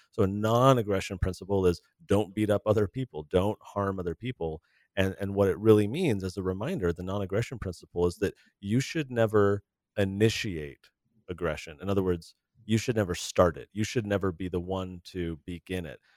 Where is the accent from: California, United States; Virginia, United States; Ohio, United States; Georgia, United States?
California, United States; growing up in California in the eighties and nineties